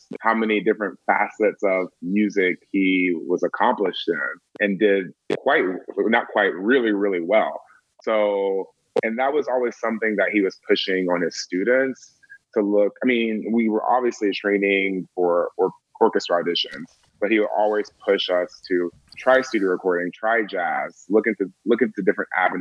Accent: Atlanta, Georgia, United States; I'm from Atlanta, Georgia

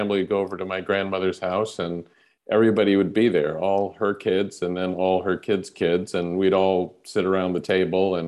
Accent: Jordan; moved away as an adult; also born or lived in United States / Jerusalem / United Kingdom; moved to Jordan. And I kind of grew up there through high school and then went to the UK for university.

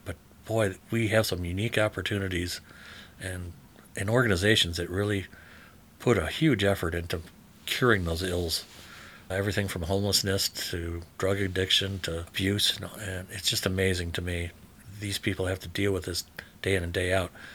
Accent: Dearborn, Michigan, United States; I was born in Detroit, or in Dearborn.

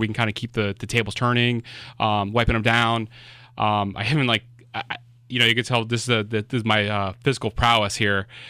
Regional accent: Miami, Florida, United States; moved away; I'm originally from Florida

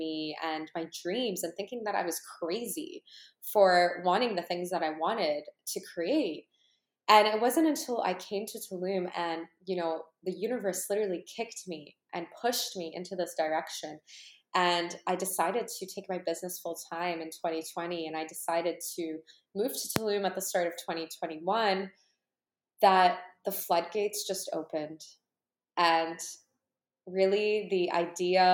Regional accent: Canada; born or raised there; also born or lived in Ukraine

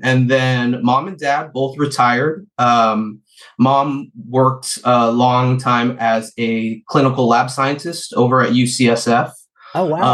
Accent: San Francisco, California, United States; i was born and raised in the beautiful city of san francisco uh very luckily uh grew up out by the beach ocean beach

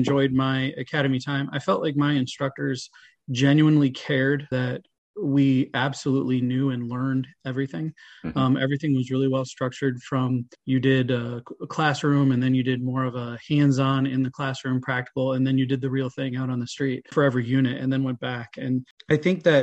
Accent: East Lansing, Michigan, United States; I'm from East Lansing

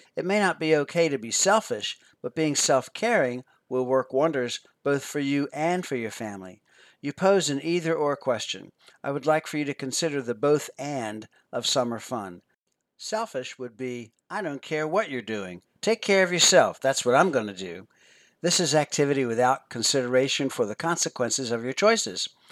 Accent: Philadelphia, Pennsylvania, United States; I grew up near Philadelphia, Pennsylvania, and never saw all the neat tourist attractions until I became a tourist for a day as a senior in high school

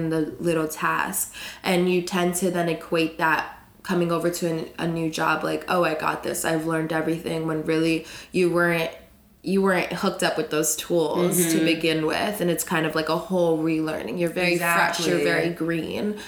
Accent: South Florida, United States; moved away as an adult; now in New York, United States; I'm from Florida. Cool. South Florida

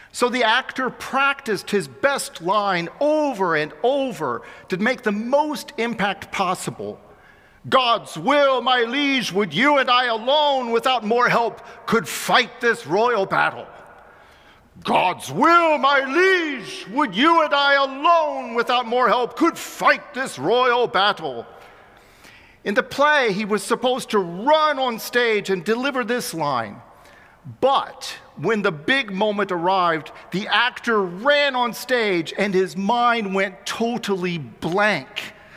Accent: Xenia, Ohio, United States; moved away; I was almost 12 years old, growing up in my hometown of Xenia, Ohio

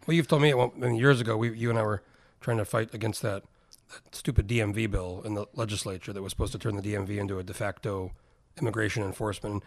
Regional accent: New Mexico, United States; moved away as an adult; I grew up in New Mexico

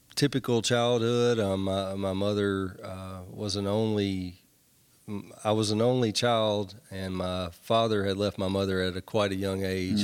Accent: Nashville, Tennessee, United States; I grew up in Nashville

